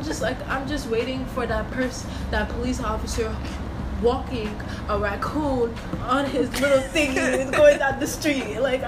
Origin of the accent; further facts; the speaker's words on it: Yonkers, New York, United States; moved away; I am not originally from the place that I am now. Like, I grew up in Yonkers, so I have that weirdness in me from the Yonkers feel.